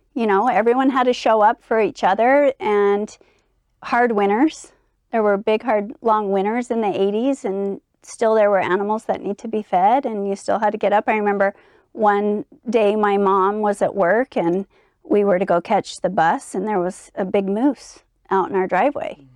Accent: Eden, Utah, United States; growing up in Eden was idyllic

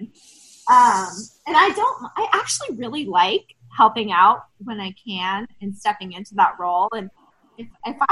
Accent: Hilton Head Island, South Carolina, United States; also born or lived in Atlanta, Georgia; now in Savannah, United States; I am actually from Hilton Head

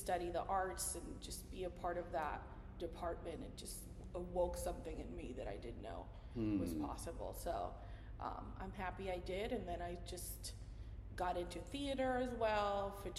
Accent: Mayagüez, Puerto Rico; first language Spanish; English is a second language; So my main language, of course, is Spanish. But I grew up in Puerto Rico, as you may know, we're a commonwealth of the United States, so we grew up with both English and Spanish.

